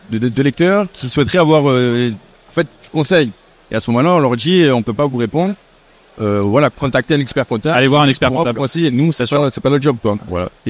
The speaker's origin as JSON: {"language": "French", "town": "Marseille", "region": "Provence-Alpes-Côte d'Azur", "country": "France", "also_born_or_lived": "Paris", "moved": "as an adult", "said": "chez moi à Marseille."}